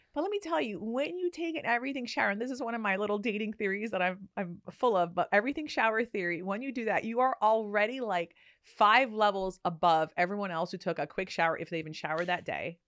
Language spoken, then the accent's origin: English; New Jersey, United States; I'm from New Jersey.